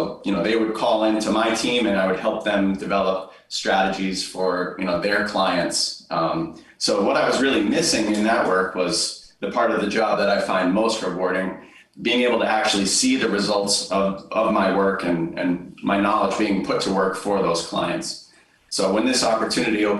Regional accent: Brooklyn, Connecticut, United States; moved away as an adult; also born or lived in Boston, Massachusetts; right here in the Northeast Connecticut where I grew up

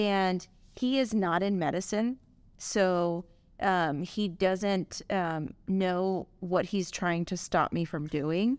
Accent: Los Angeles, California, United States; also born or lived in Chicago; I was born and raised in Southern California. I'm from L A originally

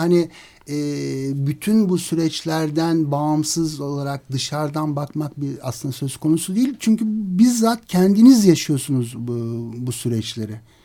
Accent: Turkey

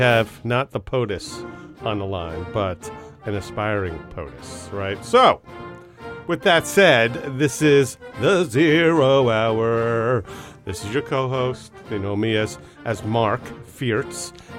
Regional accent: Zurich, Switzerland; born there; I was born in Zurich, right? And I was named after my mom's favorite painter, Marc Chagall.

